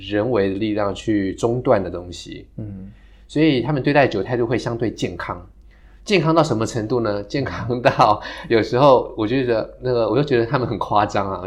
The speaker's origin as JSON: {"language": "Chinese", "country": "Taiwan", "said": "我们台湾人好会考试"}